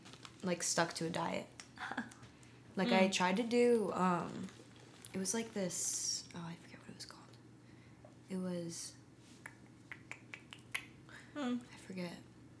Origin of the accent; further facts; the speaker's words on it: Connecticut, United States; I'm from Connecticut, but basically like Boston, which is basically like on the coast